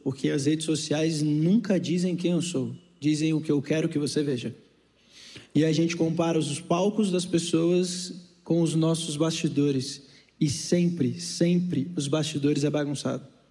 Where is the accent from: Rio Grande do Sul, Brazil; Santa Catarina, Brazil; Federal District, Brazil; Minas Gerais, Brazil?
Federal District, Brazil; Brasília; also born or lived in Rio de Janeiro; Eu saí do Rio de Janeiro e voltei para Brasília para fazer psicologia no IESB e cuidar da minha mãe